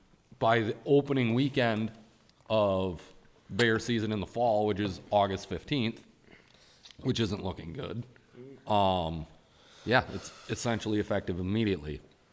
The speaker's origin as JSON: {"language": "English", "region": "Wisconsin", "country": "United States", "said": "I'm from Wisconsin. I own land in Ontario."}